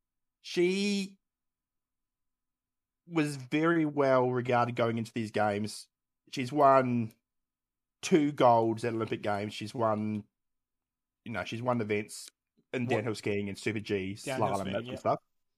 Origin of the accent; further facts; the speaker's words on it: Australia; We are Australian. It comes with the territory.